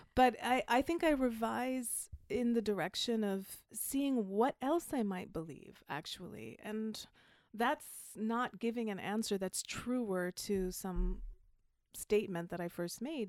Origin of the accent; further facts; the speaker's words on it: Jamaica; accent: faint accent, hard to place